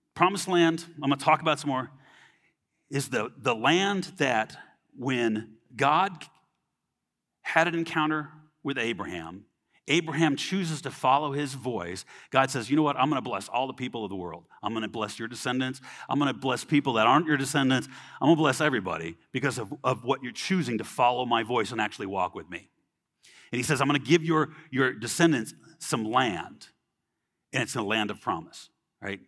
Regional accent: Los Angeles, Orange County, California, United States; I grew up in California, L A, Orange County

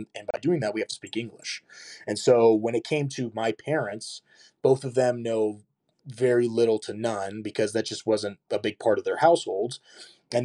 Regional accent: United States; I'm from the United States, and having that sort of accent

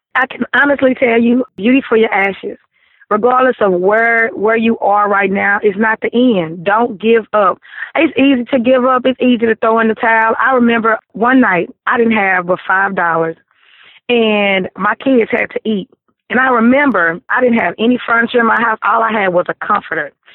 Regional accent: Vivian, Louisiana, United States; I am from Vivian, Louisiana.

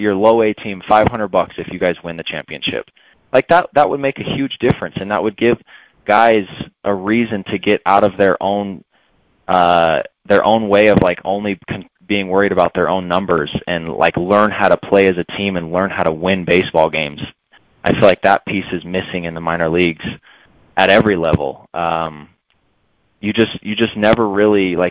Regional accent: Utah, United States; about 25 minutes from where I grew up in Utah

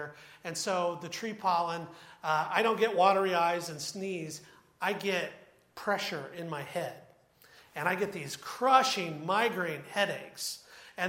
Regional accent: Troy, Ohio, United States; I grew up in Troy, and we were about 15 minutes from Wright-Patterson Air Force Base

